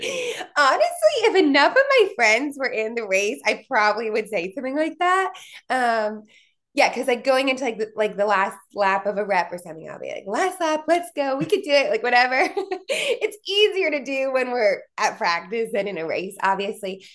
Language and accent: English; Philadelphia, Pennsylvania, United States; moved away as an adult; also born or lived in New Jersey / Atlanta; now in Indiana, United States; I was from Pennsylvania